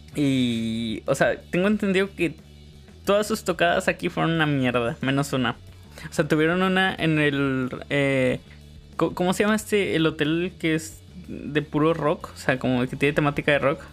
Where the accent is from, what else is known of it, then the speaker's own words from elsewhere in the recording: northern Mexico, Mexico; somos muy norteños